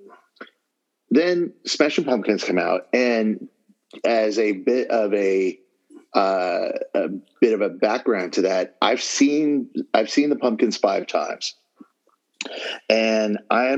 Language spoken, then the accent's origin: English; Southern California, United States; working full time at my hometown newspaper.